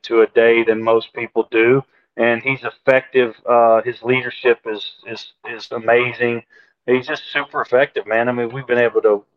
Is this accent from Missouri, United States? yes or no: no; Shreveport, Louisiana, United States; in my hometown of Shreveport